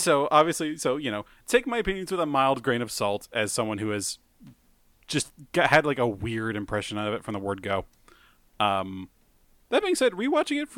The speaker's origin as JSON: {"language": "English", "country": "United States", "said": "We're white and we're American."}